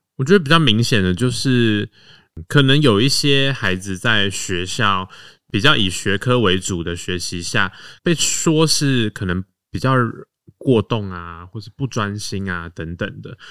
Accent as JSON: {"language": "Chinese", "region": "Taoyuan", "country": "Taiwan", "tie": "born or raised there", "moved": "yes", "lives_now": "Guangfu, Taiwan", "said": "我是小时候都是在桃园长大，嗯。对，就是因缘际会，就是全家搬到光复这边来"}